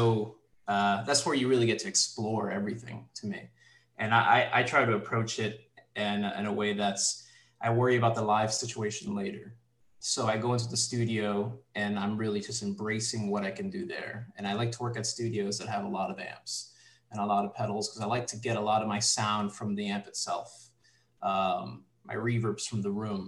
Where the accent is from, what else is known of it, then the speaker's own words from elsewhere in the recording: New York City, New York, United States; So I grew up in the Bronx, New York, and I grew up listening to like a lot of hip hop. I'm Puerto Rican.